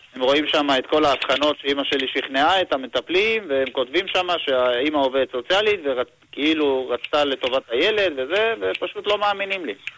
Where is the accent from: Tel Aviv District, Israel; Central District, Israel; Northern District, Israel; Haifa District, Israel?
Haifa District, Israel; Kiryat Bialik; moved away as an adult; now in Jerusalem, Israel; ועברתי לירושלים, אני מגיע מהקריות. אה, כן. ביאליק במקור, ועברתי לירושלים